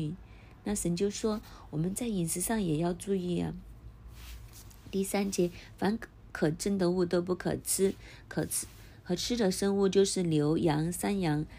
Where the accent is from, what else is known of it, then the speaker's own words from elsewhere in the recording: China; 这些经文外国人看可能很难明白，但是我们中国人很容易明白。